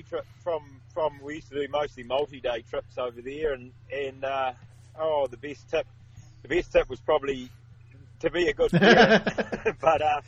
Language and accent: English; Oxford, Canterbury, New Zealand; I spent a lot of my childhood growing up in North Canterbury, Oxford, which is up near Christchurch in the South Island